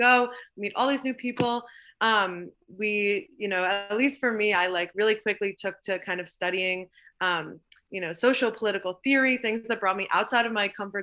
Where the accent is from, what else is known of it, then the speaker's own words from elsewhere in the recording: Long Island, New York, United States; I grew up on Long Island